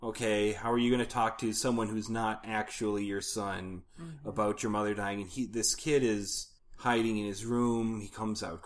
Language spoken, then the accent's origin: English; Minnesota, United States; We are from Minnesota.